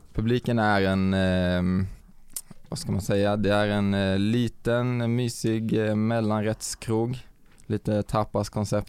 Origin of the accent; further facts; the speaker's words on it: Vänge, Sweden; moved away; i min lilla håla Vänge där jag kommer ifrån